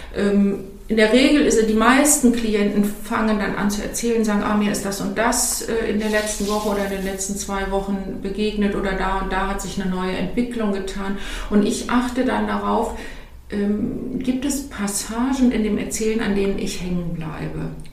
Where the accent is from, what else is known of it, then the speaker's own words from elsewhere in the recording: Cologne area, North Rhine-Westphalia, Germany; Ich bin ja aus dem Umfeld von Köln